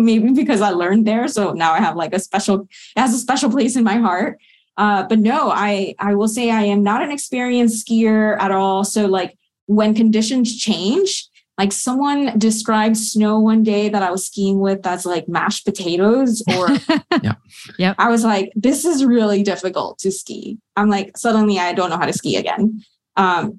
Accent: South Florida, United States; moved away as an adult; also born or lived in Colorado; now in Maryland, United States; I grew up in South Florida and there are no mountains there

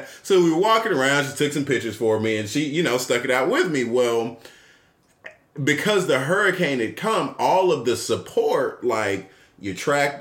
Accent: Atlanta, Georgia, United States; me and my wife are Atlanta natives. We are born and raised in Atlanta

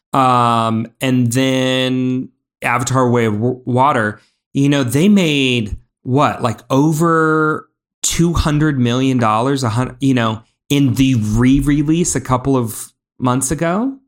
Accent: Indiana, United States; We grew up in Indiana

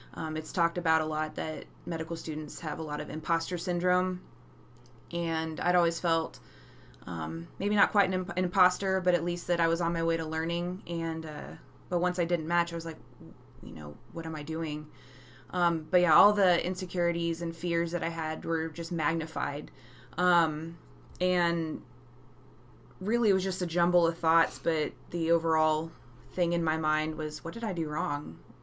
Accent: Texas, United States; I'm from Texas

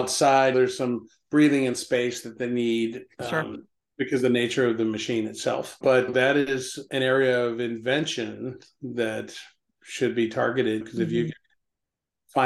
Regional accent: Alabama, United States; moved away; I'm a refugee from Alabama

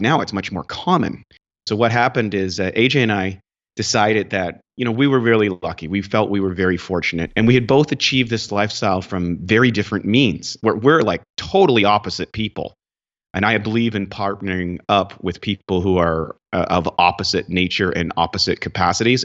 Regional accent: Northern Canada, Canada; also born or lived in New Brunswick; I grew up in Canada, in northern Canada

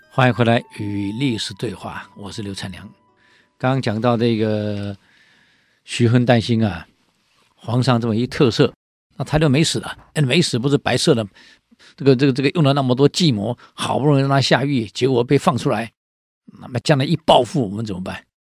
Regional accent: Taiwan; 我们台湾人

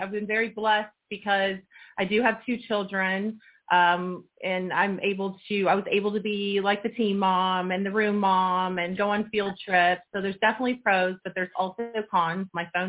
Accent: Edina, Minnesota, United States; born there; I was born actually in Edina, Minnesota, where the corporate office of Great Clips is. My dad was a CPA up in Minneapolis

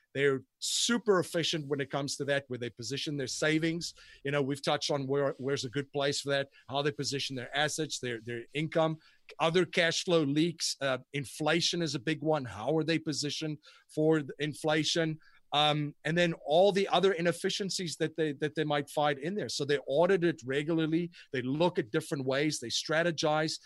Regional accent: South Africa; moved away; growing up in South Africa, I went to a very prestigious school and university

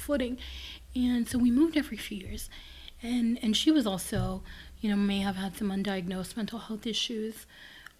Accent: Los Angeles, California, United States; moved away; I was raised in South Central

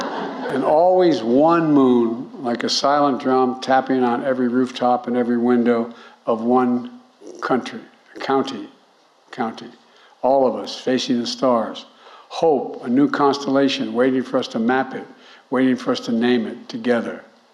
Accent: Delaware, United States; a cherished son of my home state of Delaware

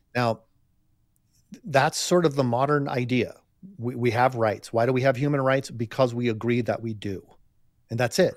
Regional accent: United States; I'm just speaking as an American here

